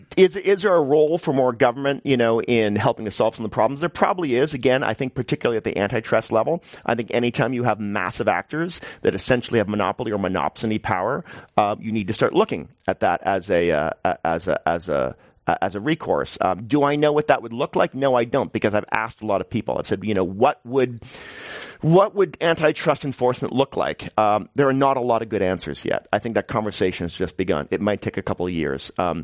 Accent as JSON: {"language": "English", "region": "New York", "country": "United States", "said": "I'm from New York, which is a horrible place to live in many ways, but at least they build housing, you know?"}